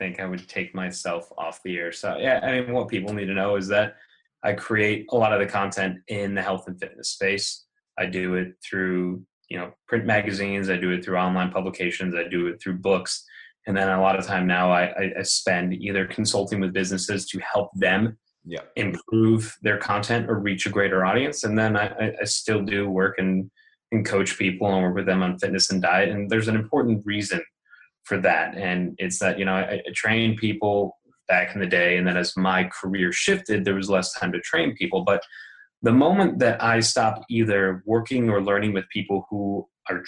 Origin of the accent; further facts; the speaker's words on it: Chicago, Illinois, United States; moved away as an adult; also born or lived in Colorado; now in California, United States; I was born and raised in Chicago